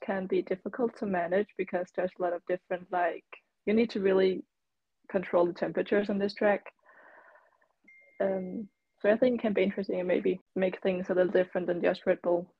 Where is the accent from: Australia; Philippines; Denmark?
Denmark; I'm from Denmark.